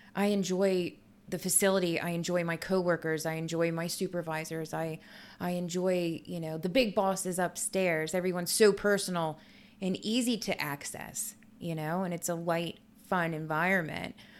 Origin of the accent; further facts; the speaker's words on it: Reading, Pennsylvania, United States; now in Bucks County, United States; I'm from Reading in Berks County. It's an inner city